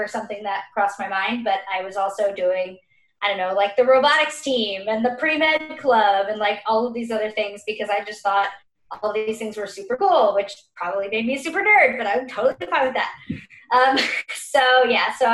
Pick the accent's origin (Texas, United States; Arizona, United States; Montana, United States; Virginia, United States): Texas, United States; Dallas; moved away as an adult; also born or lived in Boston; now in New York, United States; I am from Dallas, Texas